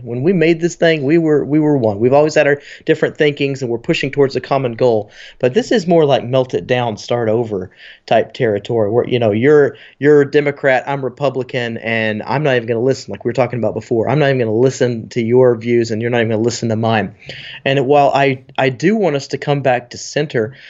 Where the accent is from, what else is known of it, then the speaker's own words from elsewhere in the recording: Texas, United States; being the Texan